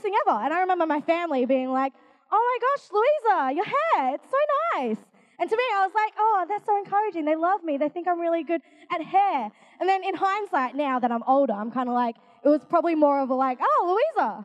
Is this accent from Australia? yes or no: yes; Australia; I'm Asian. I'm from Australia though.